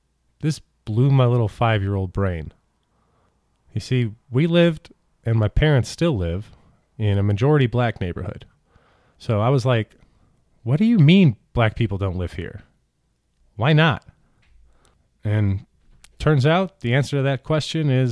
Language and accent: English; St. Louis, Missouri, United States; also born or lived in Kenya; I grew up in St. Louis